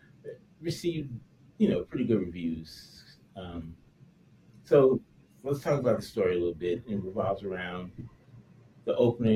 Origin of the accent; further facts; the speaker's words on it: United States; I'm an American, I don't speak other languages